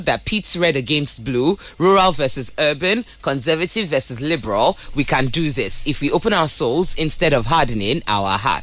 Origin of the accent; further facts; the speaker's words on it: Nigeria; I'm Nigerian